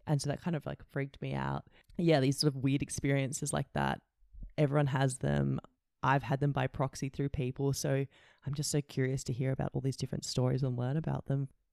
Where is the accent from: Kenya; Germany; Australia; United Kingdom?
Australia; Canberra, Australian Capital Territory; also born or lived in Indonesia; now I'm back in Canberra with all my high school friends